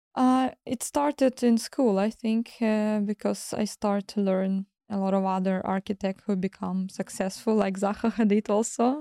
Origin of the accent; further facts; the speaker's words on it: Kyiv, Ukraine; English is a second language; moved away; also born or lived in Crimea / southern Ukraine; I moved to Kyiv back to my mom, where I start to go to school